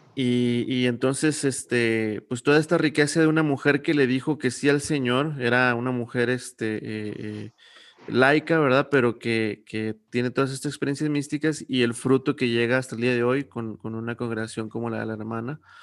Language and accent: Spanish; Saltillo, Coahuila, Mexico; now in San Luis Potosí, Mexico; yo vengo de Saltillo